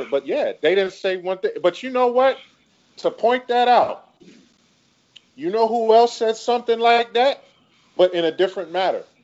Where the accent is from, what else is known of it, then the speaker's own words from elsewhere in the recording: West Coast, United States; But just because I'm from the West Coast and I said a line like that, y'all automatically think I'm dissing y'all city.